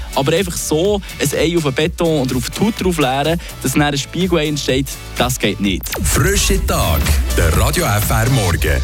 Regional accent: Switzerland; hier bei uns in der Schweiz

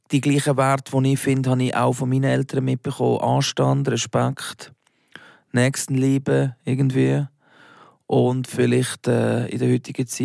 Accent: Basel, Basel-Stadt, Switzerland; accent: Baseldeutsch; now in Zürich, Switzerland; Also, wenn ich äh, in meiner alten Heimat bin, rede ich sicher mehr äh, Baseldeutsch als äh, wenn ich jetzt irgendwie mit dir bin.

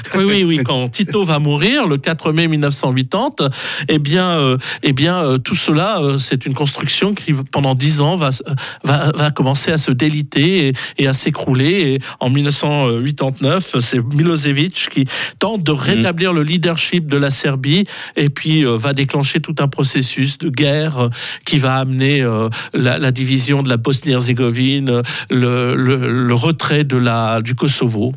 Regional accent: Switzerland; chez nous, en Suisse

